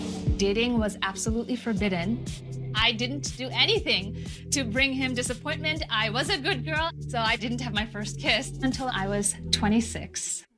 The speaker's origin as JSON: {"language": "English", "region": "New Jersey", "country": "United States", "tie": "born or raised there", "said": "I'm 35 and I'm a fitness coordinator. I was born and raised right here in New Jersey to immigrant parents from India."}